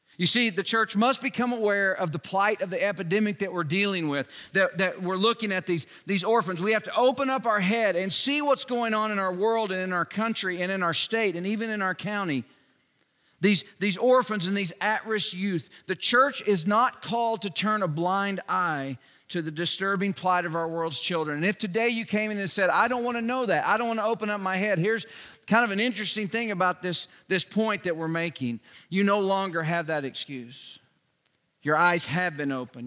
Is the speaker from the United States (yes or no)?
yes; Joplin, Missouri, United States; now in Newcastle, United States; my hometown, Joplin, Missouri